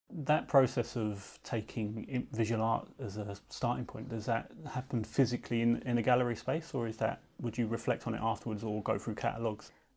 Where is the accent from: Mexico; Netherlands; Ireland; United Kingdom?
United Kingdom; London; I was born near Tate Britain